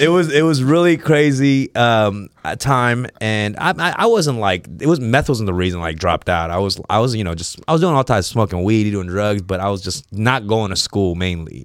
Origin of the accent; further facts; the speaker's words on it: Los Angeles, California, United States; I grew up around Third Street